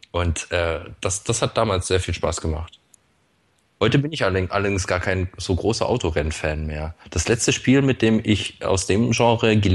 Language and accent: German; Swabia, Germany; Ich bin allerdings Urschwabe. Äh, ich, bin, ich bin in, in Schwaben geboren und aufgewachsen